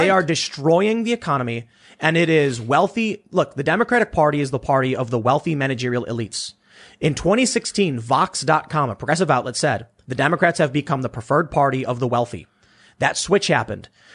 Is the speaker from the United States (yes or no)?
yes; Chicago, Illinois, United States; I come from Chicago